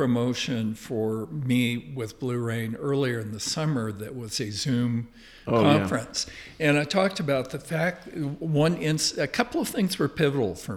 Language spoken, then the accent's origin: English; Riverside, California, United States; moved away as an adult; also born or lived in Hawaii / New Mexico; now in Baja California, Mexico; I was born in Riverside, California. And I grew up there